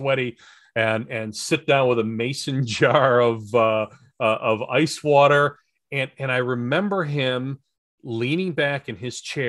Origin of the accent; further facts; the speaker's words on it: United States; I was an American